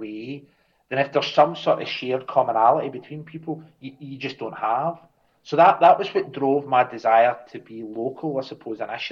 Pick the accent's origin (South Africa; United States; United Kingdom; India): United Kingdom; Scotland; I'll speak as a Scotsman